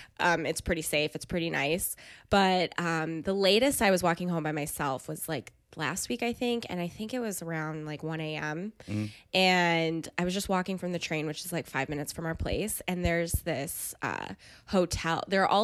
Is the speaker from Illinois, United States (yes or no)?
no; Jamestown, New York, United States; also born or lived in Chicago; Jamestown, New York.